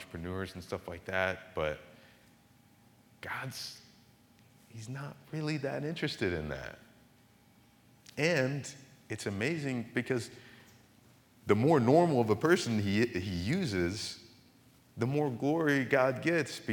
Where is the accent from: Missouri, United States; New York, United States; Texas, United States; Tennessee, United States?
Missouri, United States; Marionville; moved away as an adult; also born or lived in Virginia; I was actually born in Missouri, a town called Marionville